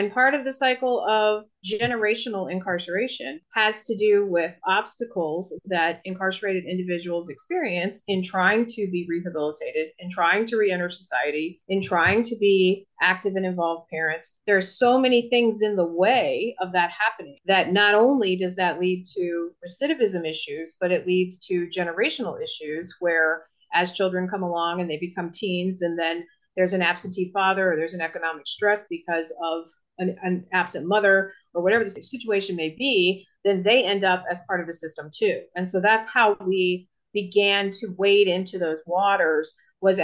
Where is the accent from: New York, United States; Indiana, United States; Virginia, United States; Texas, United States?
Virginia, United States; I was born and raised in Virginia. I have lived here all of my life within a 100-mile radius.